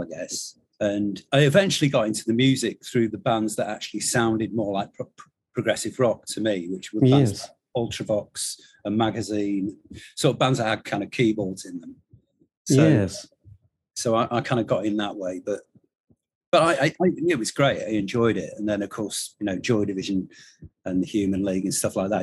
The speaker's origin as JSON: {"language": "English", "town": "Stockport", "region": "North West England", "country": "United Kingdom", "tie": "born or raised there", "also_born_or_lived": "Tunbridge Wells", "said": "I grew up in Stockport"}